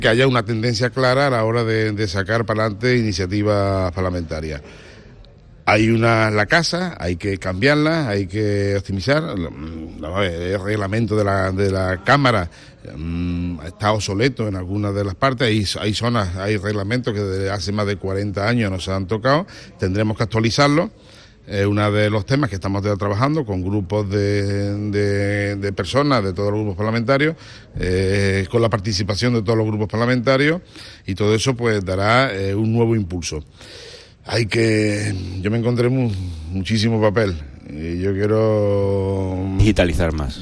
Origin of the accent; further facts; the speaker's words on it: Andalusia, Spain; accent: Andalusian; estamos muy orgullosos de ser andaluces, de vivir en Andalucía